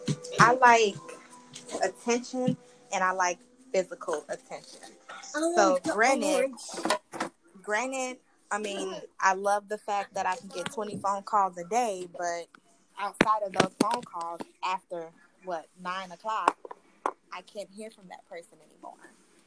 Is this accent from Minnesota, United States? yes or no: yes; Minneapolis, Minnesota, United States; I am from Minneapolis, Minnesota. Yeah, I'm from Minneapolis, Minnesota. It's super cold here. We have a lot of snow.